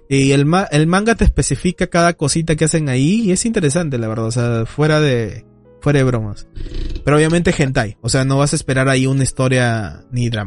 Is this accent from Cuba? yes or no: no; Peru; yo no soy mexicano, yo soy peruano.